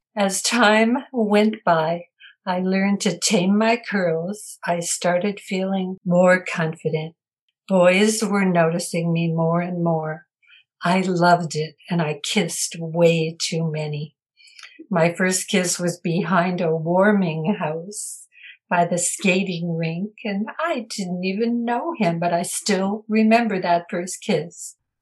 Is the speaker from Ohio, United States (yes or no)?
no; Minneapolis, Minnesota, United States; I grew up in Minneapolis, Minnesota, in a loving family